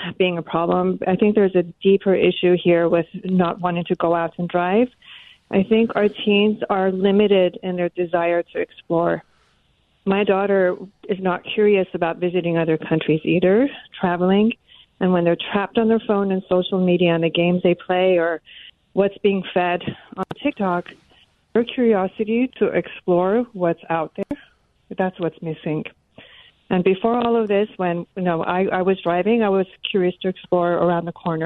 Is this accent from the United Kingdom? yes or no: no; Iran; moved away; I'm from Iran.